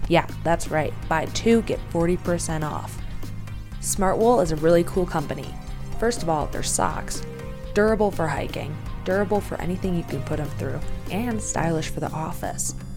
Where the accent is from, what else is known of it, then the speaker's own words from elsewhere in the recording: Chicagoland suburbs, Illinois, United States; moved away; I was raised in the Chicagoland suburbs